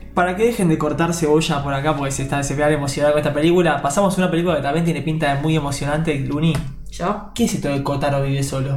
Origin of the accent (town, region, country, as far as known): Argentina